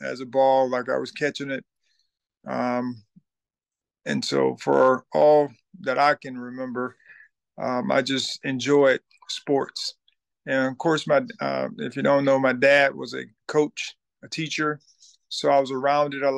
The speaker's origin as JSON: {"language": "English", "town": "Thomasville", "region": "Georgia", "country": "United States", "said": "I'm from Thomasville, Georgia"}